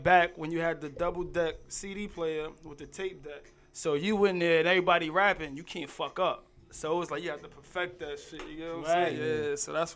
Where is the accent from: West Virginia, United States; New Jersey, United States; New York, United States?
New York, United States; New York City; also born or lived in Hollis, Queens; I was born in Hollis on Wall, but I grew up in Cambria